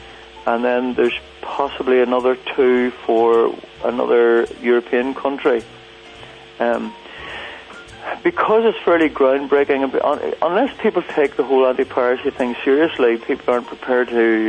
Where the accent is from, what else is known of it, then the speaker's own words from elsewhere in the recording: Northern Ireland, United Kingdom; I'm Irish, right, and I haven't traveled a whole lot. I'm sort of buried in the mountains of Mourne here